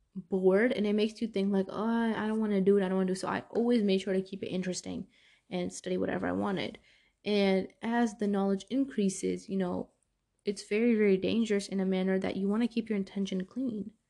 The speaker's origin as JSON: {"language": "English", "town": "New York City", "region": "New York", "country": "United States", "tie": "born or raised there", "moved": "yes", "said": "Growing up in Brooklyn, New York"}